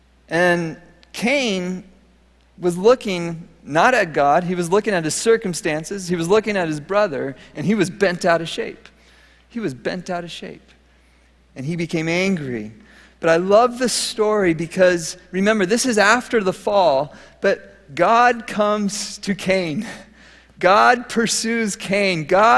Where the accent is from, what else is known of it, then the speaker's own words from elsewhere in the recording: Minnesota, United States; So, as many of you know, I came from Minnesota, and in Minnesota, I learned something that I love today, gardening